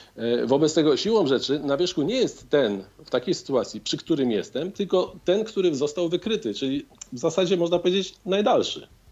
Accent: Warsaw, Masovian Voivodeship, Poland; w Warszawie, skąd jestem

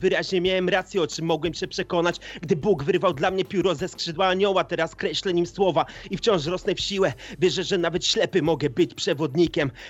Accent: Kalisz, Greater Poland, Poland; Jestem kaliszaninem, Polakiem, człowiekiem

